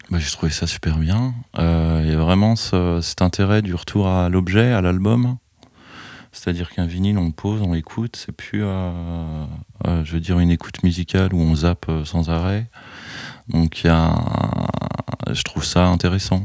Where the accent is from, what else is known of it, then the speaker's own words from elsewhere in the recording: Chalon-sur-Saône, Bourgogne-Franche-Comté, France; je suis originaire de Chalon, j'ai connu des disquaires à Chalon